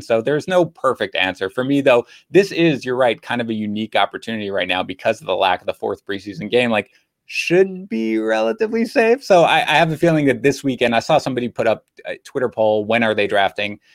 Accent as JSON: {"language": "English", "town": "New York City", "region": "New York", "country": "United States", "tie": "born or raised there", "said": "I grew up in Queens in New York."}